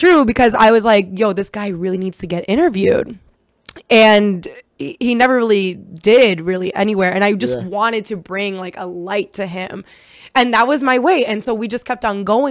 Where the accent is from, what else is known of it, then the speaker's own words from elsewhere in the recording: United States; first language Hebrew; English is a second language; also born or lived in Israel / Brooklyn; I am an immigrant and I came to America when I was 7 from Israel. I was born there.